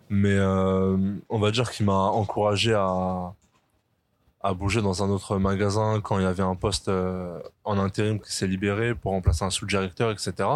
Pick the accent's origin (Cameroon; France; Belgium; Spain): France; on est français